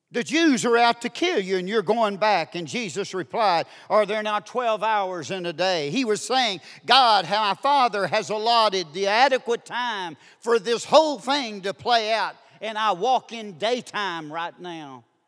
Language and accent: English; Duncan, Oklahoma, United States; I'm from Duncan, Oklahoma